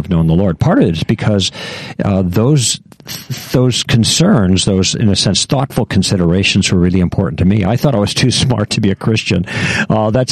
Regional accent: Chicago, Illinois, United States; moved away as an adult; also born or lived in Michigan / West Coast; I grew up in Chicago

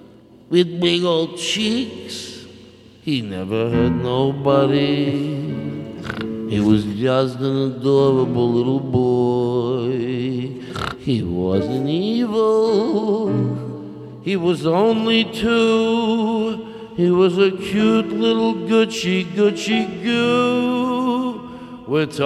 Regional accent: Arizona, United States; I grew up in Arizona.

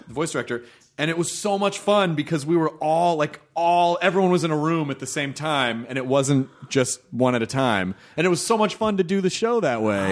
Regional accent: Memphis, Tennessee, United States; moved away as an adult; also born or lived in Louisville, Kentucky; I was born in Louisville, Kentucky when I grew up in Memphis

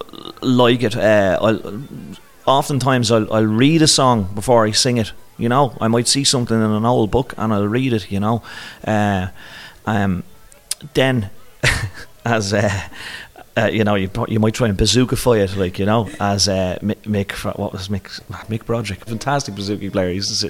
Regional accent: Dublin, Leinster, Ireland; I'm really, really delighted to be doing this in my hometown

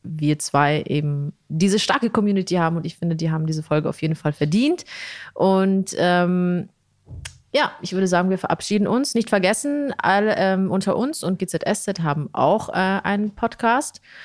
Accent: Italy; Skandal als Italienerin

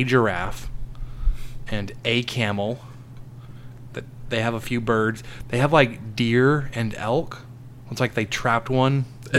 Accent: Dallas, Texas, United States; moved away; also born or lived in Mesquite, Texas; I grew up in the Dallas area, so I went to the Dallas Zoo and Fort Worth Zoo fairly regularly

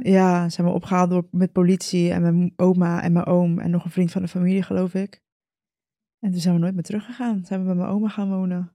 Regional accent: Costa Rica; moved away; ik ben in Costa Rica geboren.

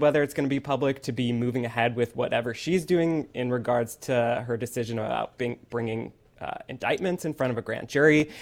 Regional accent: Detroit, Michigan, United States; born or raised there; now in Atlanta, United States

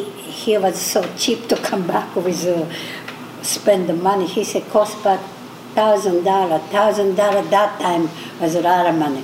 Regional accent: Sapporo, Hokkaido, Japan; English is a second language; moved away as an adult; I'm from Japan, Hokkaido, Sapporo. I'm 85. I came when I was 21.

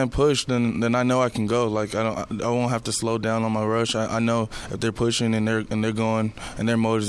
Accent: Houston, Texas, United States; I grew up in Houston

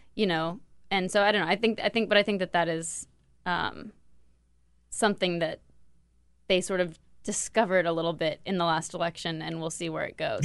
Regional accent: Los Angeles, California, United States; Los Angeles

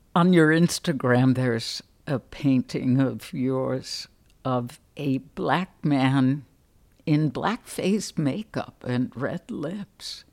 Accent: Chicago, Illinois, United States; now in Atlanta, United States; I grew up on the much less intellectual North Side

